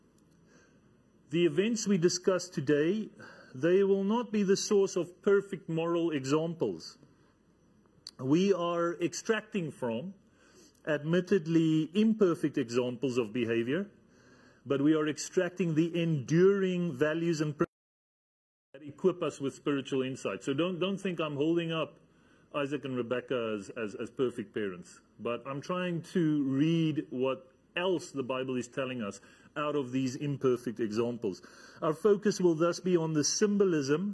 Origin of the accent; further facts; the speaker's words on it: Namibia; I come from Namibia. In Namibia, there's a whole lot of space there